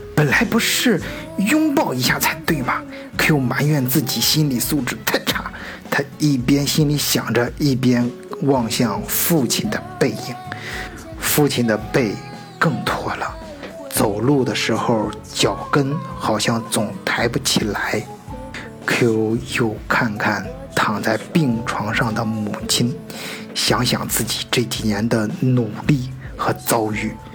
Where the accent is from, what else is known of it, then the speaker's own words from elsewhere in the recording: China; now in Germany; 我们中国人自己的圈子里面